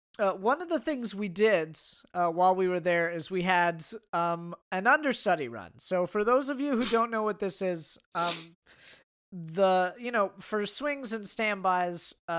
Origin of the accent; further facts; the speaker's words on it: United States; I'm an American writer with, you know, circular metallic framed glasses.